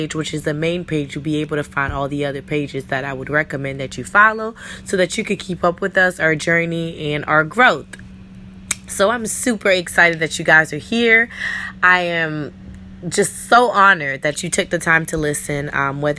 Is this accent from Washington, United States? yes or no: no; New York, United States; I'm, you know, originally from New York, but my parents are Islanders